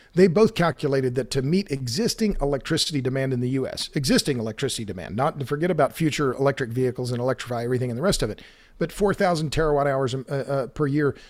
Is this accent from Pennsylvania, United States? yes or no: no; Oklahoma, United States; I'm from Oklahoma